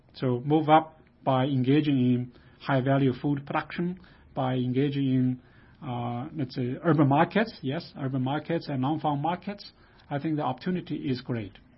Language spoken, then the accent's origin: English; China; moved away as an adult; I grew up in China.